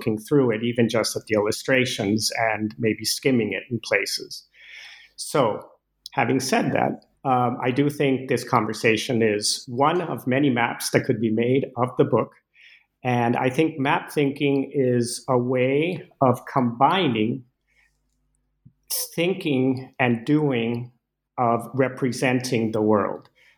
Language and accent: English; Venezuela; moved away as an adult; As you mentioned, I grew up in Venezuela with Danish parents, and I first set foot in the U.S. at age 18, and so I wasn't familiar at all with the U.S.